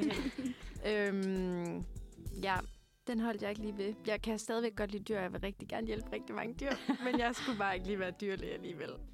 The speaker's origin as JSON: {"language": "Danish", "town": "Haderslev", "region": "Southern Denmark", "country": "Denmark", "moved": "as an adult", "lives_now": "Copenhagen, Denmark", "said": "Jeg er fra Sønderjylland, Haderslev."}